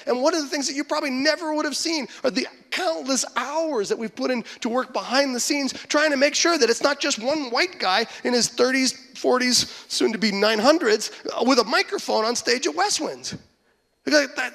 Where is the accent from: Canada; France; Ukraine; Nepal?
Canada; Western Canada; moved away as an adult; now in Michigan, United States; growing up in Western Canada, there are no Christians there